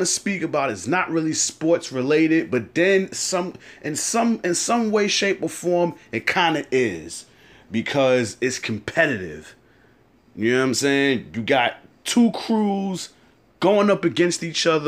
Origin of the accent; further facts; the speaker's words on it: New York, United States; I'm from New York